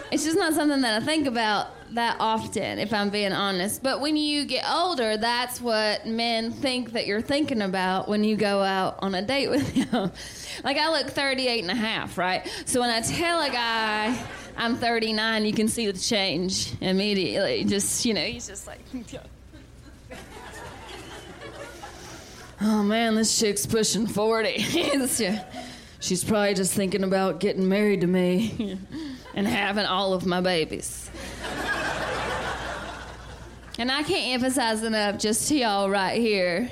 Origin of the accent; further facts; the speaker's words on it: the South, United States; I'm from the South